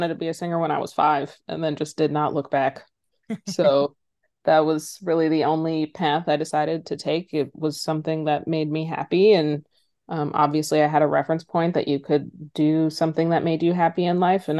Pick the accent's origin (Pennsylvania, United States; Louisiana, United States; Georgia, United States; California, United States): Pennsylvania, United States; Philadelphia; also born or lived in San Francisco / Minneapolis / Boston / Brooklyn; now in Los Angeles, United States; I grew up a little all over the place. I was born in San Francisco, spent my elementary school days in Minneapolis, middle school and high school in Philadelphia, went to college in Boston, lived in Brooklyn for 8 years, and now I'm in LA.